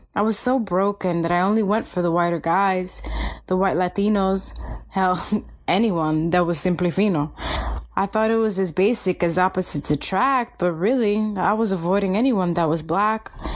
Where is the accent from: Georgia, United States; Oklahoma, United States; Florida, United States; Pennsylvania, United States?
Florida, United States; Miami; moved away as an adult; also born or lived in Atlanta / New York / Washington, District of Columbia, United States / Los Angeles; I grew up in Miami, Florida